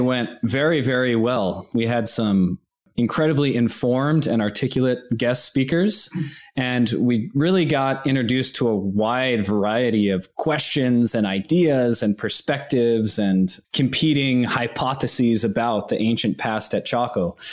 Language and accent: English; Santa Fe, New Mexico, United States; now in Boulder, United States; I grew up in New Mexico. I was born in Santa Fe